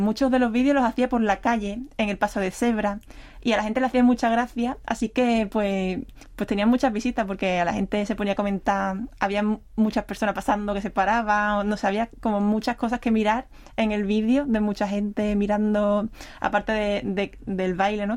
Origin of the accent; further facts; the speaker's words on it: Seville, Andalusia, Spain; moved away as an adult; now in Seoul, South Korea; yo soy también de Sevilla